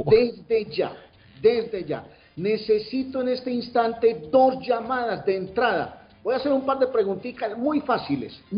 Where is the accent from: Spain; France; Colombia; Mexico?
Colombia; now in Boston, United States